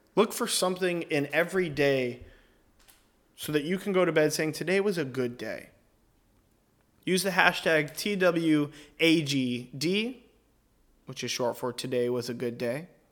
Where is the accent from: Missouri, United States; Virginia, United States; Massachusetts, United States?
Virginia, United States; Northern; I'm from Northern Virginia